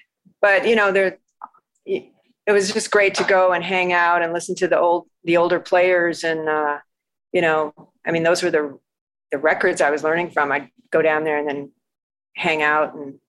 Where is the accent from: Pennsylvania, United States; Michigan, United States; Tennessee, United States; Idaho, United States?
Michigan, United States; also born or lived in Massachusetts / Texas; now in Austin, United States; I grew up in Michigan, and then I lived in 9 or 10 other states, you know, east and west, and then before I finally came to Texas.